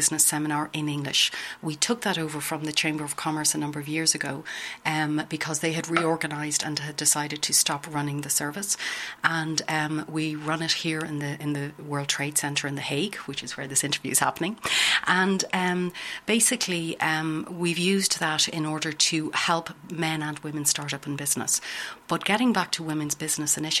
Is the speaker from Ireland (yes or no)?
yes; Ireland; accent: Irish; moved away as an adult; now in Netherlands; As you can hear from my accent, I'm Irish